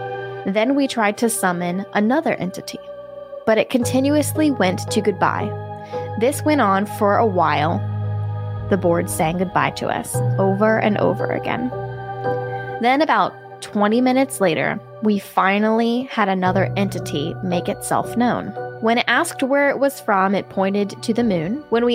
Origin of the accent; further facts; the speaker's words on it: Bulgaria; I should mention that I am from Bulgaria and am an Eastern Orthodox.